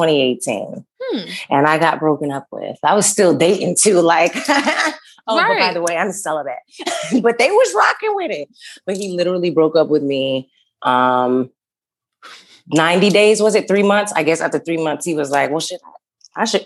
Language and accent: English; Las Vegas, Nevada, United States; I'm from Las Vegas